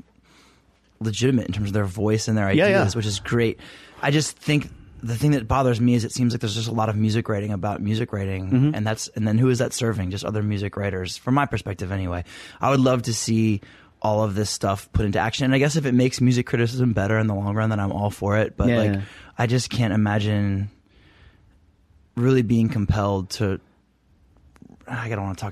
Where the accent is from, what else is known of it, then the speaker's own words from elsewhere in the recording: Maryland, United States; now in Washington, D.C., United States; I grew up in Maryland, but I was born here in DC and lived here